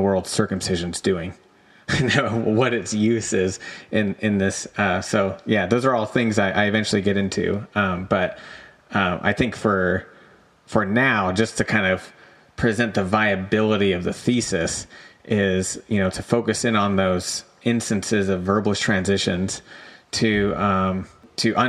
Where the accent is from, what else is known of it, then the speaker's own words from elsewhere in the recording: Southern California, United States; I'm from California. I'm from Southern California